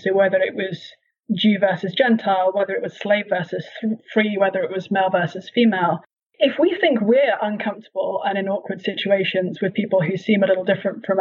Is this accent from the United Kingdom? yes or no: yes; United Kingdom; moved away as an adult; now in Cambridge, Massachusetts, United States; I grew up in that tradition in the UK, and then in the US, we attend a Baptist church.